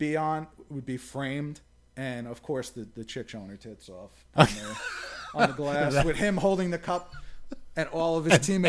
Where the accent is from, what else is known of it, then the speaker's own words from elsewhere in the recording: Jersey City, New Jersey, United States; I grew up playing in Jersey City